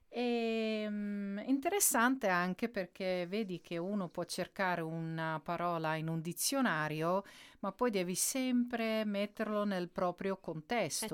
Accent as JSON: {"language": "Italian", "country": "Netherlands", "second_language": "Italian", "said": "io sono olandese"}